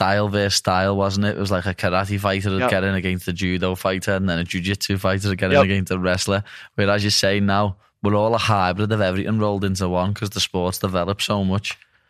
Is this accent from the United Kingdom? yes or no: yes; Liverpool, North West England, United Kingdom; accent: Scouse; A lot of people don't even realise I'm English. They think, oh, he's Irish. But it's not. It's just Scouse. It's the way we talk.